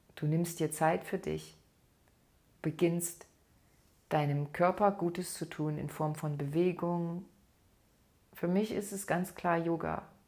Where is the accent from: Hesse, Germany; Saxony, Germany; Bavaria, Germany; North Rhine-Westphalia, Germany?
Saxony, Germany; bei uns in Sachsen